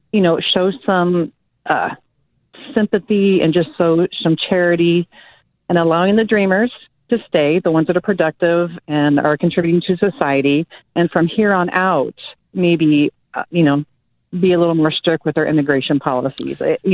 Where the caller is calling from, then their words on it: Iowa, United States; And I'm from Iowa, not Ohio.